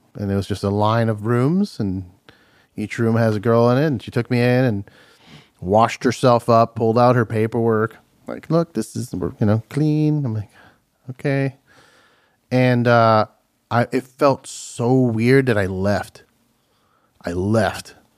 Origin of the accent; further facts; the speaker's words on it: Miami, Florida, United States; moved away; also born or lived in New Jersey; I'm from Miami